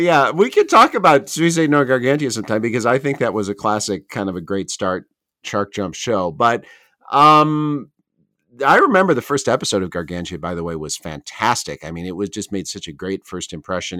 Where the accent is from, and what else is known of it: Chicago, Illinois, United States; born or raised there; moved away as an adult; also born or lived in Tokyo, Japan; now in Japan